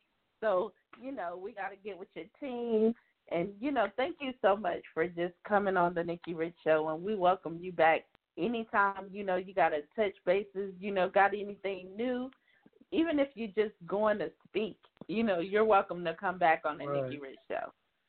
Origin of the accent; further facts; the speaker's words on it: South Carolina, United States; I'm from South Carolina.